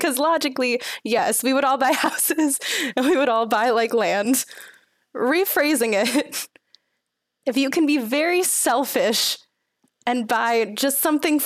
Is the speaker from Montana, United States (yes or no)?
no; Houston, Texas, United States; moved away; I'm from Houston